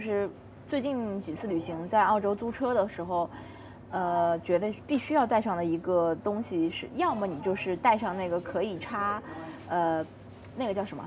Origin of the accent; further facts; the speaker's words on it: China; now in Australia; 我们中国人不讲究这个饮料嘛